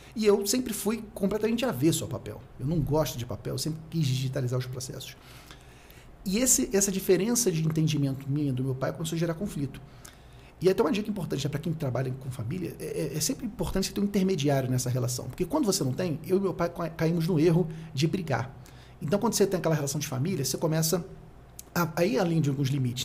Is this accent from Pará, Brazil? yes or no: no; Rio de Janeiro, Brazil; eu sou do Rio de Janeiro, nasci no Rio